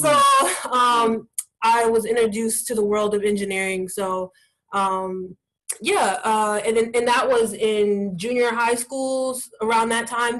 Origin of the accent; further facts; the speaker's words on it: Gahanna, Ohio, United States; now in Washington DC area, United States; I am originally from Columbus, Ohio, um, specifically a suburb called Gahanna